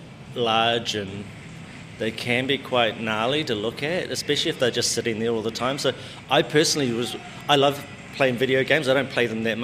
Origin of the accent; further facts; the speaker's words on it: Ngongotaha, Bay of Plenty, New Zealand; growing up, even in Rotorua, well, I'm from Ngongotaha, and that's on the north side of the lake of Rotorua